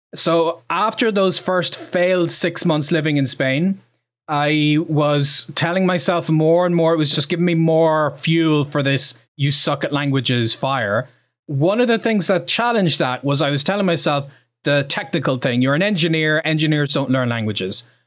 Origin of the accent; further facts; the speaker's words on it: Ireland; I'm from Ireland. I'm proud of, I'm from Ireland